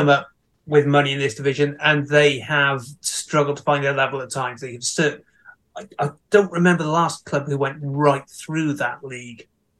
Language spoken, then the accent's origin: English; Newport, Wales, United Kingdom; my hometown club, Newport